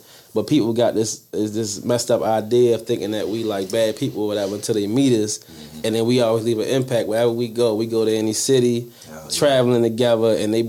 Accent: Baltimore, Maryland, United States; I'm from East Baltimore, but I be everywhere. I've been everywhere. People think I'm from West Baltimore.

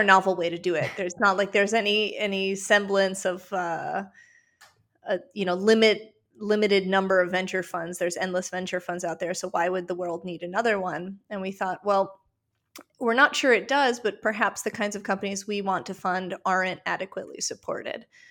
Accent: Western Ukraine, Ukraine; moved away; I'm originally from Western Ukraine

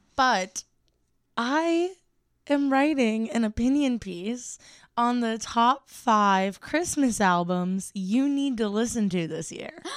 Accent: Ohio, United States; I'm from Ohio

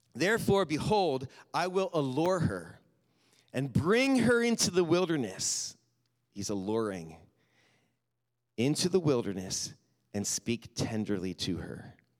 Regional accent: Lancaster County, Pennsylvania, United States; When I grew up in Pennsylvania in Lancaster County

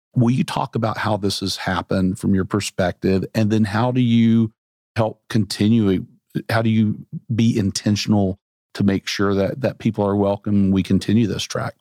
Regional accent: Central Arkansas, United States; moved away; also born or lived in Bentonville, Arkansas; I grew up in Central Arkansas, moved away for a long time

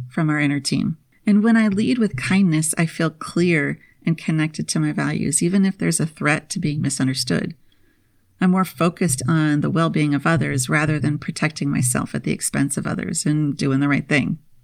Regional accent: Minnesota, United States; moved away; I spent my formative years, kindergarten through twelfth grade, in the land of ten thousand lakes

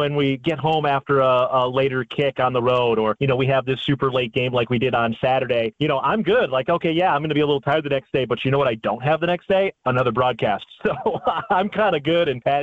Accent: Chicago, Illinois, United States; moved away as an adult; also born or lived in Valparaiso, Indiana / Wisconsin; I grew up in Chicago, Illinois

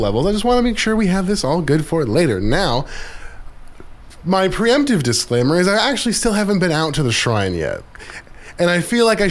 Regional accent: Anchorage, Alaska, United States; now in Juneau, United States; I grew up in Anchorage

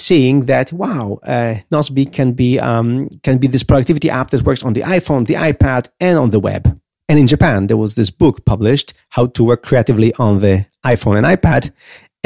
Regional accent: Poland; I was a nobody from Poland

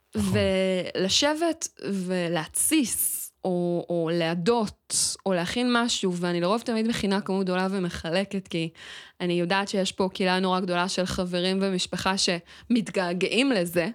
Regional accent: Israel; אני ילידת הארץ

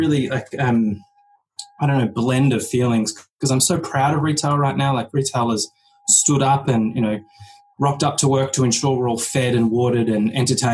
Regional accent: Melbourne, Victoria, Australia; accent: British; I come from Melbourne in Australia

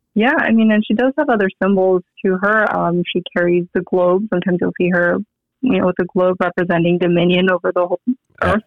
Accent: San Diego, California, United States; moved away as an adult; also born or lived in Rockledge, Florida; now in Las Vegas, United States; I was born in Florida, but you know I moved to San Diego and pretty much grew up in San Diego, raised in San Diego, and now I moved to Vegas

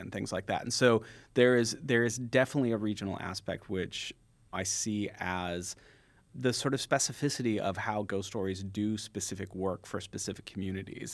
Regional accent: San Jose, California, United States; I grew up in San Jose, California

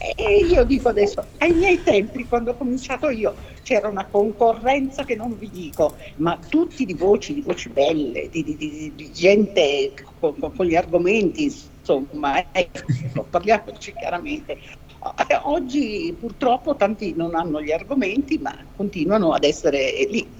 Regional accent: Trieste, Friuli-Venezia Giulia, Italy; io sono, vengo da Trieste, è una città molto musicale

